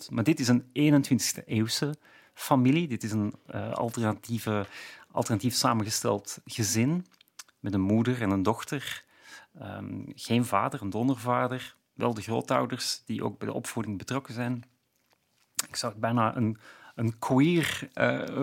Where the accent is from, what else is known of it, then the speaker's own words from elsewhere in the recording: Flanders, Belgium; ik ben inderdaad misschien al te ver afgeweken of, of uitgeweken als Vlaming om het nog heel precies te kunnen zien.